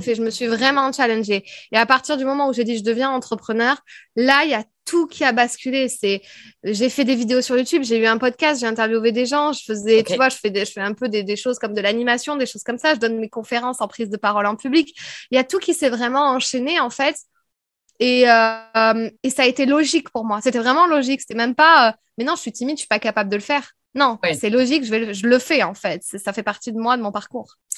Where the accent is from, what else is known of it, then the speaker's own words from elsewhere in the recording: France; accent: French; moved away as an adult; also born or lived in Paris / United States; Je parlais anglais, mais alors, à tout va, avec mon vieux accent français